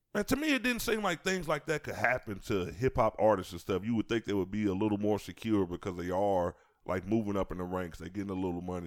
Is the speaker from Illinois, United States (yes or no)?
yes; Chicago, Illinois, United States; growing up in Chicago